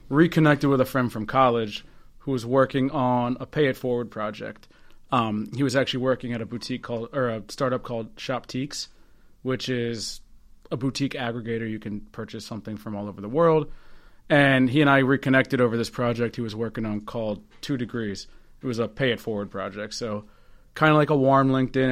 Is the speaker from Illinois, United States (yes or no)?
no; Northern Virginia, United States; now in Baltimore, United States; Originally from Northern Virginia